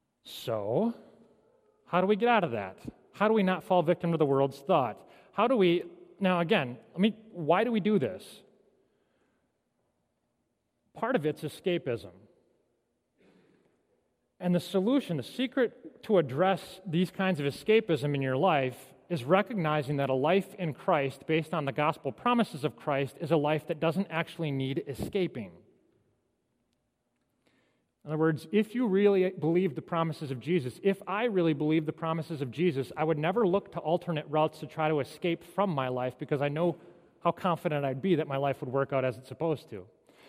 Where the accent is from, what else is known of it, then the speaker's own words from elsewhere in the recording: Michigan, United States; I came from Michigan. I've heard all the Detroit Lions jokes before.